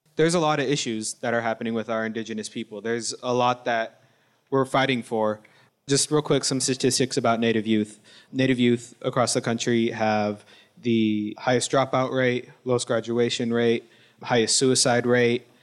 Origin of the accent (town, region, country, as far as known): Wilton Rancheria, Sacramento Valley, California, United States